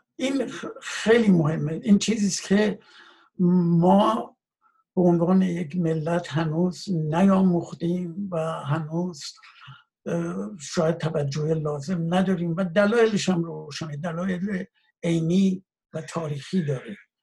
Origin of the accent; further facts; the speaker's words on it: Iran; moved away as an adult; من کشورم رو وطنم رو به دلیل شرایط ناامنی که وجود داشت